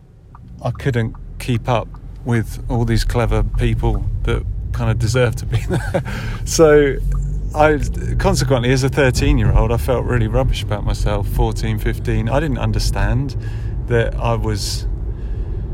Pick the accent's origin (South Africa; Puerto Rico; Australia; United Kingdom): United Kingdom; Buckinghamshire, South East England; I grew up in Buckinghamshire, which is a grammar school area